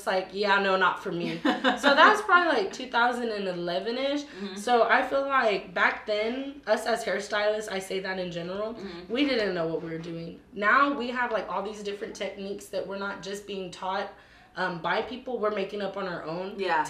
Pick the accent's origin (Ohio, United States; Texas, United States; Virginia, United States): Texas, United States; Sinton; I'm from Little Sinton